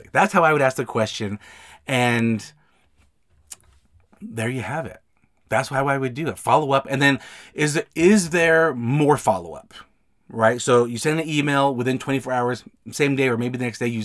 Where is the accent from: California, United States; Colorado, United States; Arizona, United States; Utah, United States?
Utah, United States; Salt Lake City; I'm from the Salt Lake, Utah area.